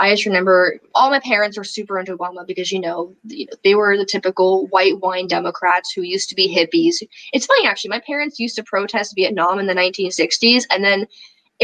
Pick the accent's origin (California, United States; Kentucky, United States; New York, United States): California, United States; Berkeley; I grew up in Berkeley, California. I was raised by liberals